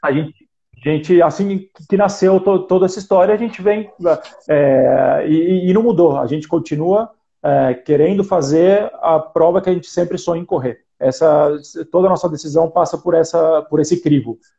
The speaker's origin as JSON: {"language": "Portuguese", "town": "Botucatu", "region": "São Paulo", "country": "Brazil", "tie": "born or raised there", "moved": "as an adult", "lives_now": "Santiago, Chile", "said": "Eu, eu sou do interior, vivi 18 anos no interior de, de São Paulo, sou de Botucatu"}